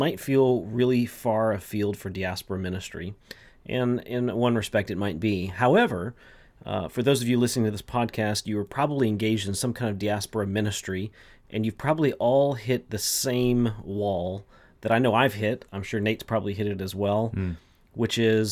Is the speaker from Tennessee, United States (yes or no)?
no; Texas, United States; I'm also from Texas